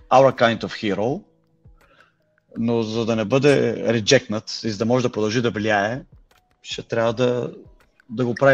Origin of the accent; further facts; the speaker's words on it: Bulgaria; now in London, United Kingdom; аз съм българин в Лондон, дай ми BG Contacts, образно казано